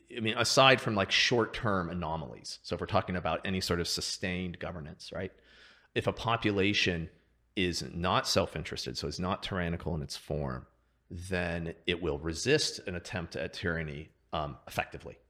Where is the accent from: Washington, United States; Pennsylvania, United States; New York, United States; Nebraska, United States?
Washington, United States; Seattle; I grew up in Seattle, outside of Seattle